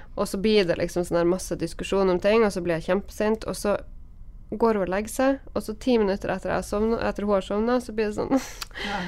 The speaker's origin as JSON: {"language": "Norwegian", "region": "Northern Norway", "country": "Norway", "said": "Og jeg er jo nordlending"}